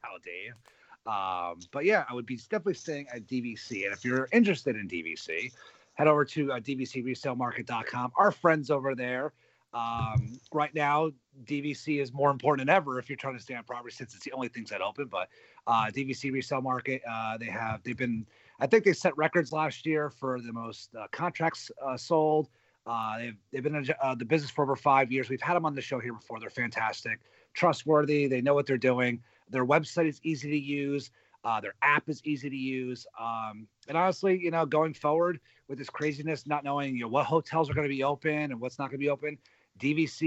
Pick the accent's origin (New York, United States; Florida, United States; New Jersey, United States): New Jersey, United States; I'm from North Jersey too